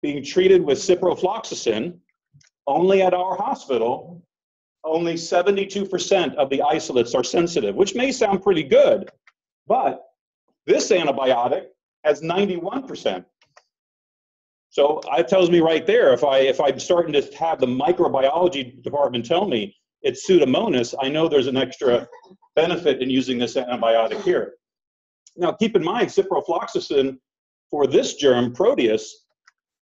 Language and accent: English; Florida, United States; I'm from Florida, and I work at the University of South Florida in Tampa